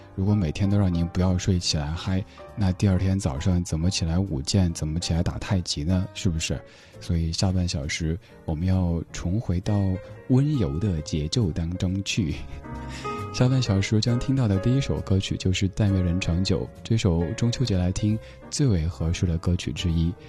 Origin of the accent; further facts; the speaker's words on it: Chengdu, Sichuan, China; now in Beijing, China; 在我家乡成都